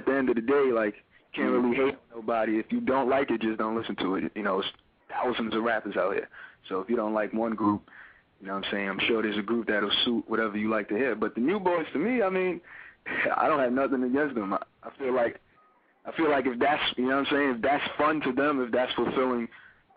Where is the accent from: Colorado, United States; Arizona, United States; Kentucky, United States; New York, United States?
New York, United States; New York City; from Brooklyn, New York